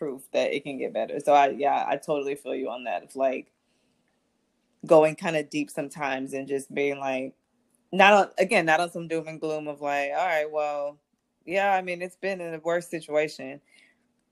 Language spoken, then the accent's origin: English; Montgomery, Alabama, United States; I'm born and bred in Montgomery, Alabama.